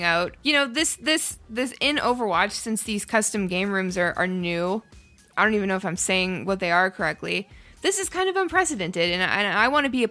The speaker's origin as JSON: {"language": "English", "town": "Ottawa", "region": "Ontario", "country": "Canada", "moved": "yes", "said": "I'm from Ottawa"}